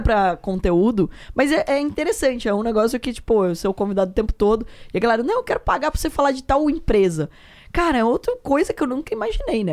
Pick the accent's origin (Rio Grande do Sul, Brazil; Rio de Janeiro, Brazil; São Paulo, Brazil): São Paulo, Brazil; Porto Feliz; also born or lived in Sorocaba; Eu sou de Porto Feliz